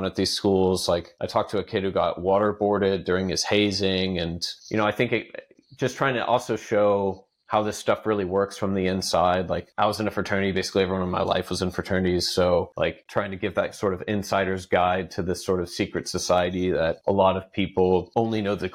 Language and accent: English; Texas, United States; as a Texan